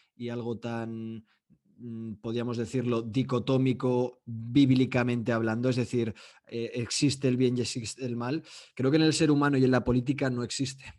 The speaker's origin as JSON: {"language": "Spanish", "country": "Spain", "said": "soy de España"}